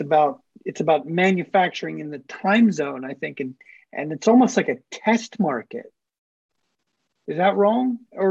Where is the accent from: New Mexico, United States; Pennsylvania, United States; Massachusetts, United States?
Pennsylvania, United States; Pittsburgh; moved away as an adult; also born or lived in Asia; now in Australia; I'm from Pittsburgh, Pennsylvania originally